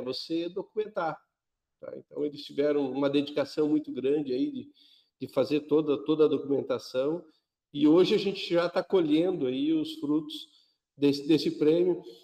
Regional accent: Paraná, Brazil; a gente quando ia vender software em outros estados, falava, eu sou do Paraná

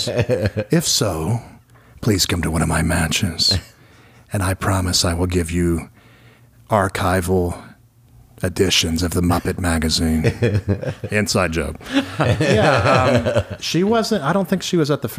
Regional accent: Nashville, Tennessee, United States; when I was growing up in Nashville, I'm from here

